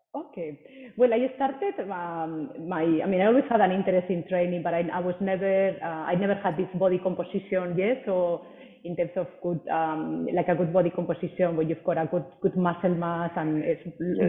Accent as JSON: {"language": "English", "country": "Spain", "moved": "as an adult", "lives_now": "Singapore", "said": "I'm originally from Spain, uh, but have lived in Singapore for the last seven years"}